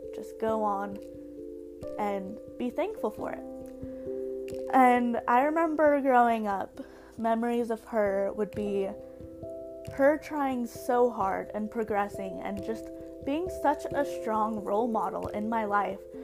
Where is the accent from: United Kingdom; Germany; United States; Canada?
United States; Bountiful, Utah; also born or lived in Orem, Utah; now in Provo, United States; grew up in Bountiful, Utah, in the Salt Lake area